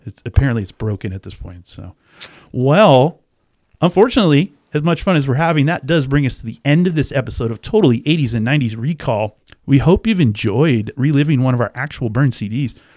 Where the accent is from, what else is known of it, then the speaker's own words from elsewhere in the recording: the Northwest, Pacific Northwest, United States; also born or lived in Florida / Japan / New Jersey; now in Washington, United States; I grew up in the Northwest